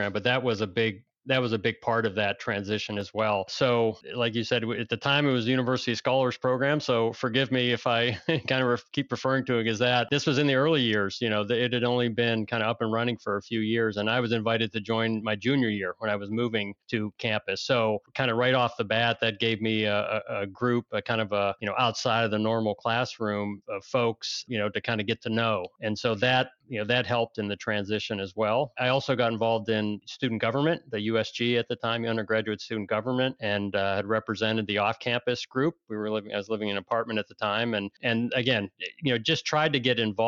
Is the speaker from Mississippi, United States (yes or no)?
no; Sharon, Pennsylvania, United States; moved away as an adult; now in Chicago area, United States; I grew up in Sharon, Pennsylvania